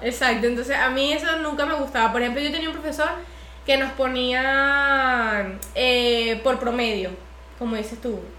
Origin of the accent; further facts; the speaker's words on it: Venezuela; moved away as an adult; yo apenas terminé el colegio me, me mudé de Venezuela.